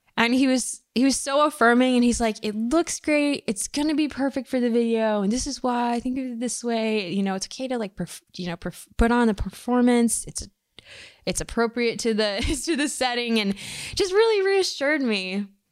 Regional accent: Michigan, United States; moved away; also born or lived in Bay Area; growing up in Michigan

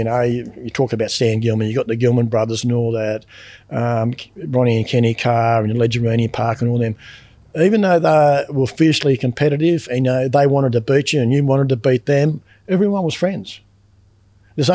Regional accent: Western Australia, Australia; now in Eastern states, Australia; I come from West Australia back over the eastern states, and I was working up in Woodlawn.

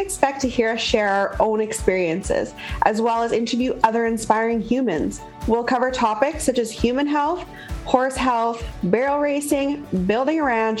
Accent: Canadian prairies, Canada

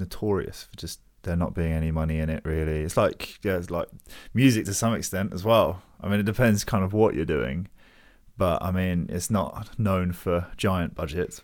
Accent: Hounslow, London, United Kingdom; I'm from Hounslow originally.

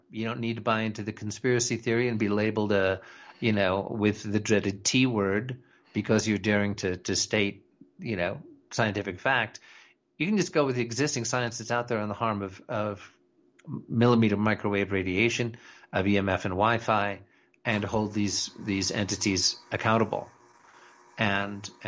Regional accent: United States; You know, I'm I'm an American patriot, and that's as far as I'm willing to go right now.

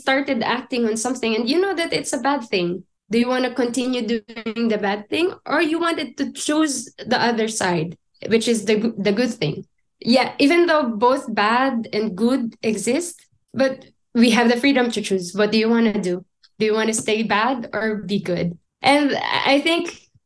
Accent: Philippines; moved away as an adult; now in Germany; growing up in the Philippines

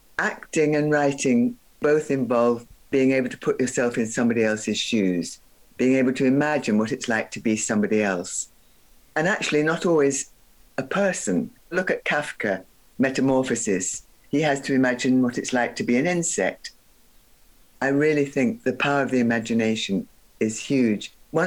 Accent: Guyana; also born or lived in United Kingdom; I have dual nationality. I'm Guyanese and I'm British.

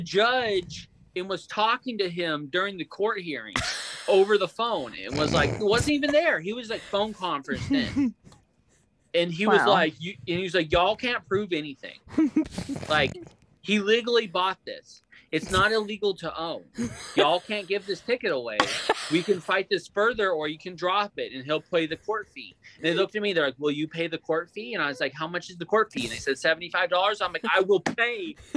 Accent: California, United States

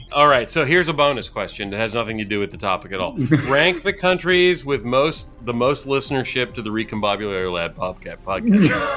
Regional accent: Santa Cruz, California, United States; I grew up in California. I grew up uh, surfing in Santa Cruz

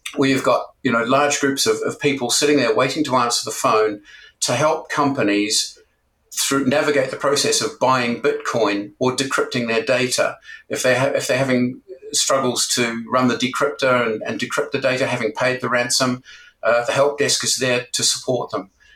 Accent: New Zealand; moved away as an adult; also born or lived in Japan; now in United Kingdom; originally, I'm from New Zealand

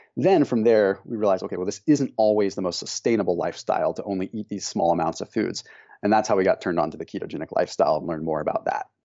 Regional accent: Northern California, United States; we grew up in Northern California

